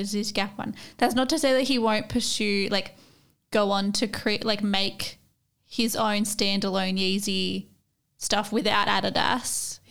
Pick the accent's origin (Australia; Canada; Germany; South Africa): Australia; we're Australian